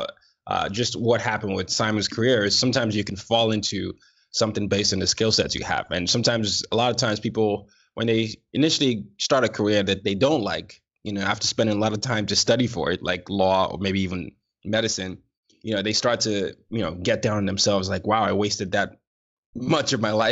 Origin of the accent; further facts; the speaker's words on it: Nigeria; I'm a Nigerian